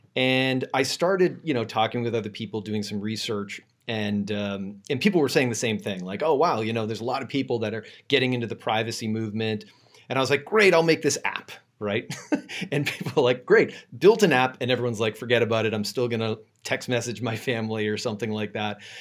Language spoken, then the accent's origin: English; Boston, Massachusetts, United States; now in San Francisco, United States; I'm originally from Boston, um, but I live in San Francisco now